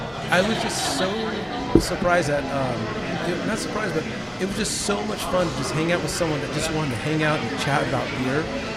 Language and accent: English; California, United States; now in Texas, United States; when I got to Texas near 5 years ago, I think it'd be 5 years in February. I came from California